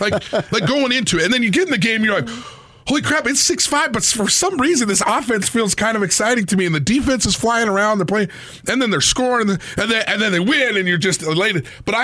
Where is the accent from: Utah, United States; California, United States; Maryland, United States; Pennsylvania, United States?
Utah, United States; Logan; growing up in Logan